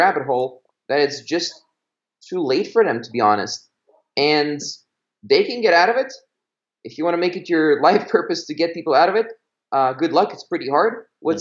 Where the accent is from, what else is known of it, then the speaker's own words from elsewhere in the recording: Belgium; moved away; I grew up in Belgium